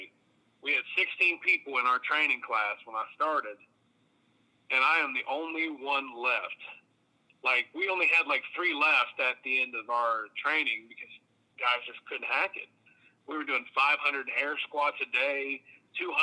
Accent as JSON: {"language": "English", "area": "Athens County", "region": "Southeastern Ohio", "country": "United States", "tie": "born or raised there", "said": "I'm actually from Southeastern Ohio"}